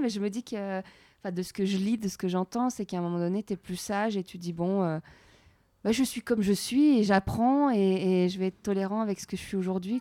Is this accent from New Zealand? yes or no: no; France; en tant que Française